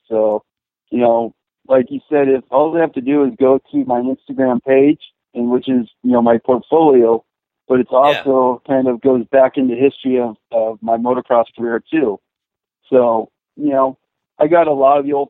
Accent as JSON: {"language": "English", "area": "Saddleback and Carlsbad", "region": "Southern California", "country": "United States", "tie": "born or raised there", "said": "growing up at the original Saddleback in the State Country and Carlsbad"}